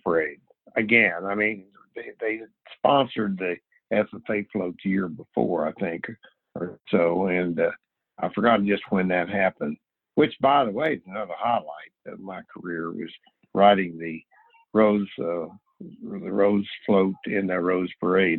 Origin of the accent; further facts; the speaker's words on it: Missouri, United States; moved away; we're both from Missouri